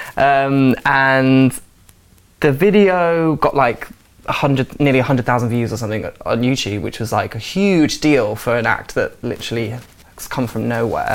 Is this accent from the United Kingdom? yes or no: yes; Forest of Dean, South West England, United Kingdom; moved away as an adult; now in London, United Kingdom; I moved when I was 18 from the Forest of Dean. I was living at my mum's house with her and my brother